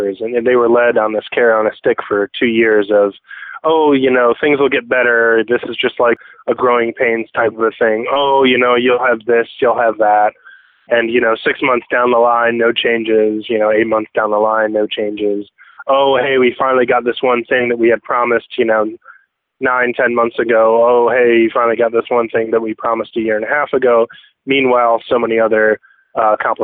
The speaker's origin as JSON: {"language": "English", "town": "Chicago", "region": "Illinois", "country": "United States", "said": "I'm from Chicago, Illinois"}